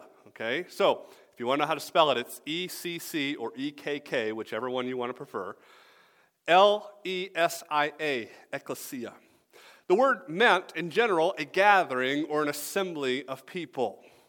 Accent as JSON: {"language": "English", "region": "the South", "country": "United States", "said": "I told you, I'm from the South, right?"}